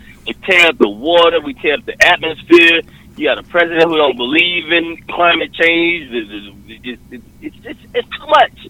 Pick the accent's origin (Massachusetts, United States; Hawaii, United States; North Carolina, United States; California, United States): North Carolina, United States; Charlotte; moved away; also born or lived in Hollywood / New York; North Carolina, Charlotte.